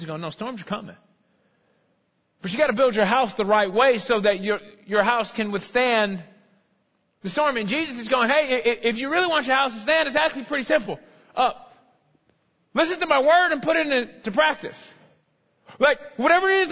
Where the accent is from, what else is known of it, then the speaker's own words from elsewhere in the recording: United States; also born or lived in North Dallas; now in Dallas, United States; I'm an American